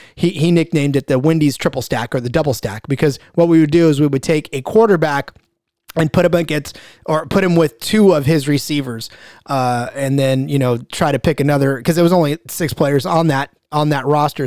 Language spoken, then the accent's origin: English; Central Valley, California, United States; I am from California. I'm from the Central Valley